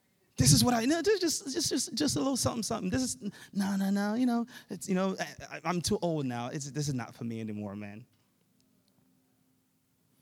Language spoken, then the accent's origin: English; Haiti; moved away; Growing up in Haiti